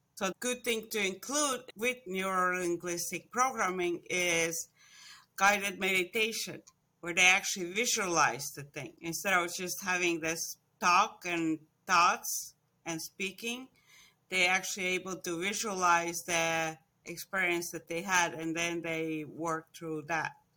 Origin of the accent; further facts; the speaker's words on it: Estonia; moved away as an adult; also born or lived in Florida; now in United States; I was born in Estonia, Actually, it was born when it was still under Russia. So I was about ten years old when th, we separated from Russia again